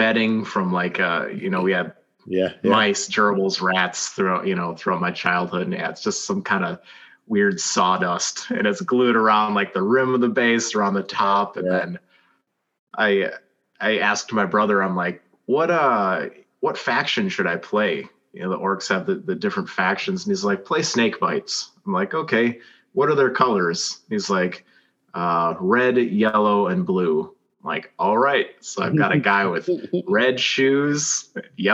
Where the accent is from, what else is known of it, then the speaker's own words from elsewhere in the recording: United States; I'm American, but you know, some of my ancestors are from Scotland